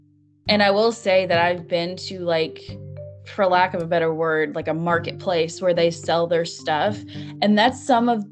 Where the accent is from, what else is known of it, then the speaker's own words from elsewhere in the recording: United States; also born or lived in Kentucky; I'm from the United States because my accent